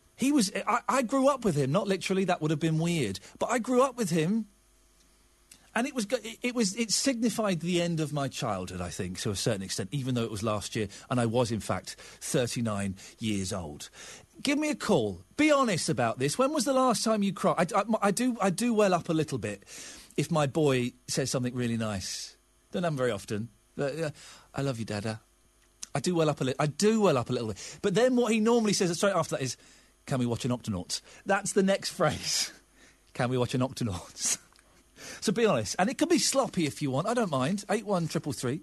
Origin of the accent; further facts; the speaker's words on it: Slough, South East England, United Kingdom; I grew up in Slough uh, in the 70s and the 80s